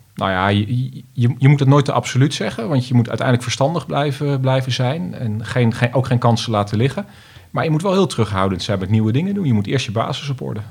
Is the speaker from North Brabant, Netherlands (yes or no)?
no; Almere, Flevoland, Netherlands; als Almeerders